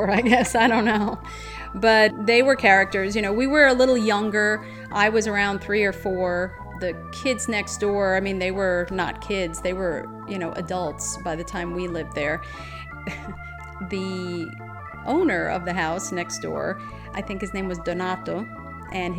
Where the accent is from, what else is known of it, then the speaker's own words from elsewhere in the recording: Paterson, New Jersey, United States; we grew up in Patterson, New Jersey